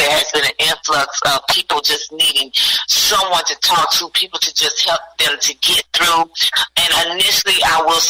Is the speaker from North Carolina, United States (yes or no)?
yes; Gastonia, North Carolina, United States; also born or lived in Charlotte, North Carolina; I'm originally from Gastonia, North Carolina, which is just down the street from Charlotte. So I grew up there